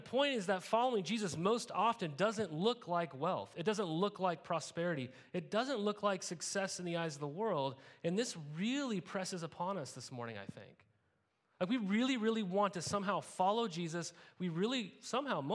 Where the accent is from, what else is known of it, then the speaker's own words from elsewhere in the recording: Montana, United States; moved away as an adult; also born or lived in California; I grew up in Montana